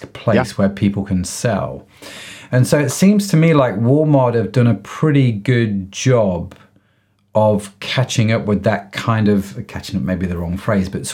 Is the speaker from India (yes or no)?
no; United Kingdom; I'm a Brit. I live in the UK